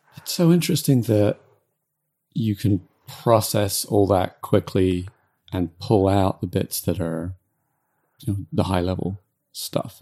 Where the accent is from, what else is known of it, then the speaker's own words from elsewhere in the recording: United Kingdom; I'm British